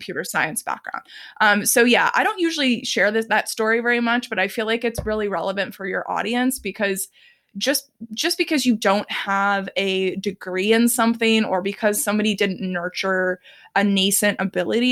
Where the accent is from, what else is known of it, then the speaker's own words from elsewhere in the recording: Dallas, Texas, United States; I grew up in Texas, specifically the Dallas area.